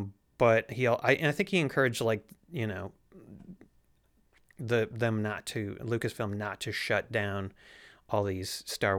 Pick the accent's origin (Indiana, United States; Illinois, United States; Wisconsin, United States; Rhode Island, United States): Wisconsin, United States; Madison; Yes. They're from Milwaukee, we're from Madison.